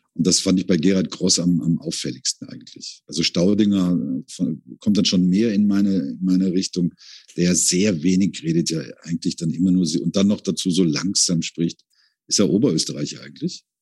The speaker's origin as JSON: {"language": "German", "region": "Rhineland", "country": "Germany", "moved": "as an adult", "lives_now": "Vienna, Austria", "said": "ich bin Rheinländer"}